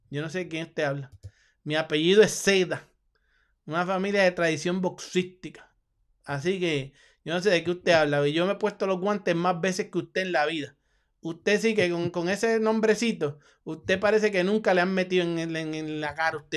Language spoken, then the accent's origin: Spanish; Puerto Rico; mi dinero va con el cubano y soy boricua. Soy boricua.